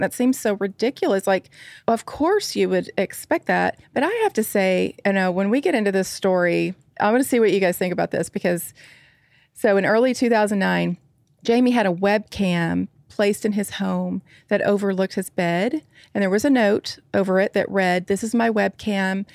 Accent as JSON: {"language": "English", "town": "Nashville", "region": "Tennessee", "country": "United States", "tie": "born or raised there", "said": "a nurse from Nashville, Tennessee. That's, uh, my hometown and where, not too far from where I live now."}